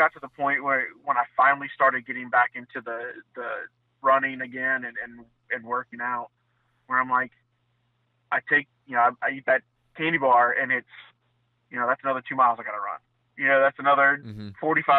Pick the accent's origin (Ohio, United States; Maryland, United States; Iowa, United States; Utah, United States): Ohio, United States; also born or lived in Central Florida; Like I said, I came from Northeast Ohio.